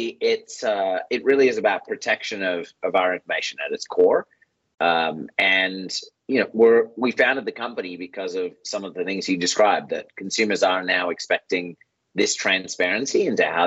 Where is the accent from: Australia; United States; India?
Australia; I'm Australian